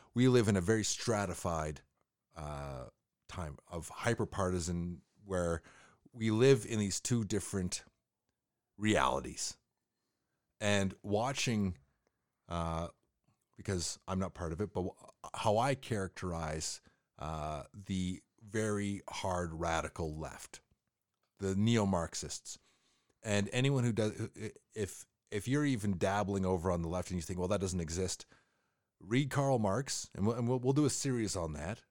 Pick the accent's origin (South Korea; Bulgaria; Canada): Canada; as a Canadian